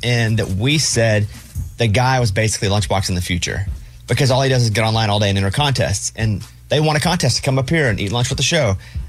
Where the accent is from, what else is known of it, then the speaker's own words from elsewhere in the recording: Arkansas, United States; I'm from Arkansas and I don't know that one.